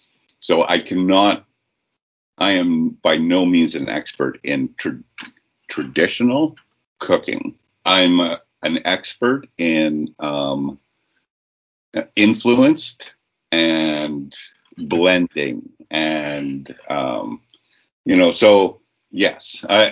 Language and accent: English; Saskatchewan, Canada; a nomadic nation that we are from, we're from Treaty 4, prairie walkers and bison followers.